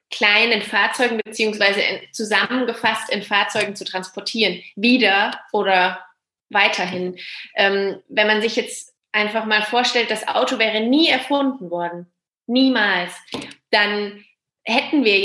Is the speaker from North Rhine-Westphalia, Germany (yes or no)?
no; Würzburg, Bavaria, Germany; ich bin ja aus Würzburg, also ich äh, komme von hier und bin auch wieder hierher zurückgekommen